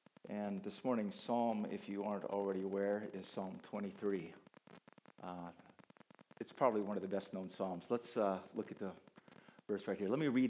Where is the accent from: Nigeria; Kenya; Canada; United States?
Kenya; I grew up in Kenya, where the Maasai would herd sheep and goats.